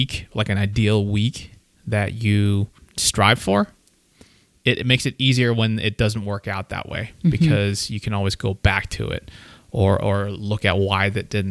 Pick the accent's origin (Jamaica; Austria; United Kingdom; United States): Austria; I was born in Austria, but I was a Filipino citizen when I was born